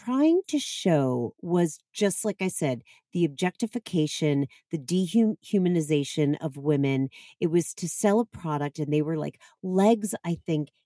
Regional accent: Boston, Massachusetts, United States; I grew up in the Boston area

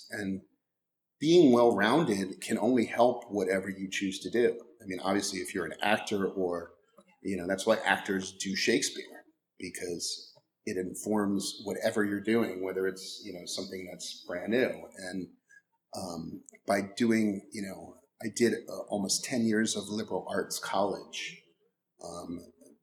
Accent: Maryland, United States; moved away as an adult; also born or lived in Washington, D.C.; now in Los Angeles, United States; I grew up in Maryland, and then I lived in Washington, D.C. for 6 years

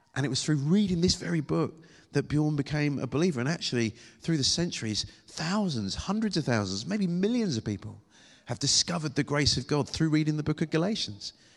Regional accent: United Kingdom; accent: British

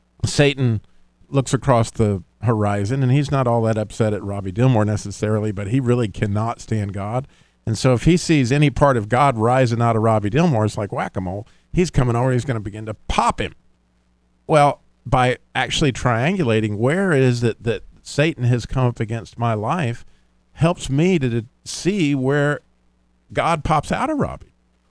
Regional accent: Idaho, United States; being that I was from Idaho

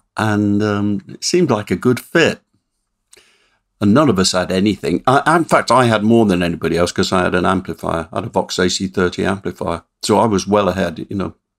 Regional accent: Swindon, South West England, United Kingdom; my hometown of Swindon

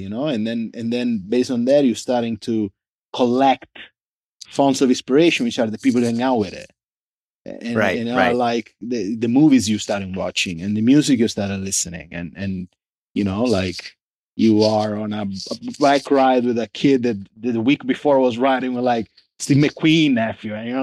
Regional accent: Sicily, Italy; English is a second language; now in Los Angeles, United States; I was born and raised in Sicily, so as south as you get

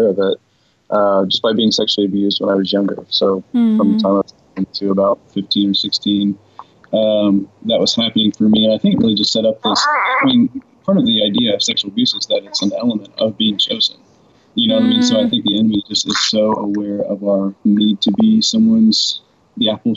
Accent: Midwest, United States; growing up in the West and then the Midwest in particular

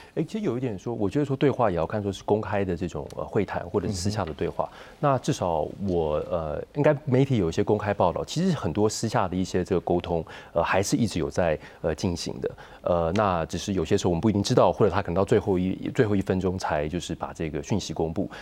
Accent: Taiwan; 如果说我们是台湾人

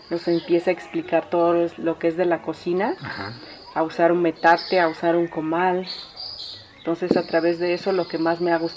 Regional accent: Teotitlán del Valle, Oaxaca, Mexico; soy originaria de Teotitlán del Valle

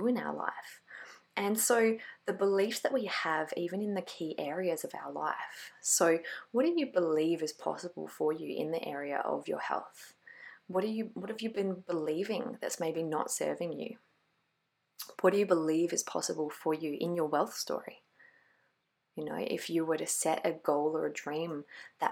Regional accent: Glenelg, South Australia, Australia; in Glenelg in my hometown

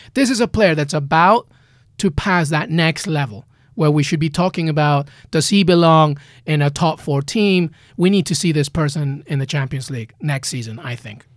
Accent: Peru; also born or lived in England; now in United States; I grew up in Peru. I grew up in England, and now I'm in the U S

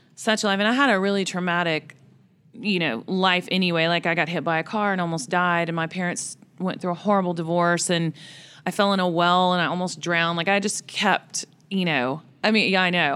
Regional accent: Boonville, Missouri, United States; moved away as an adult; now in Nashville, United States; I was at home in Booneville, Missouri

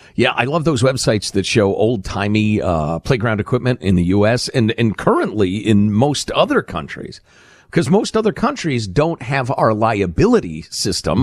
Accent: Chicago, Illinois, United States; moved away; the corruption I grew up with in Chicagoland

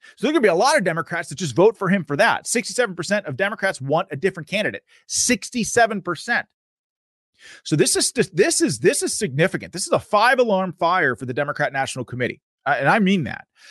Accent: Pennsylvania, United States; I'm from Pennsylvania

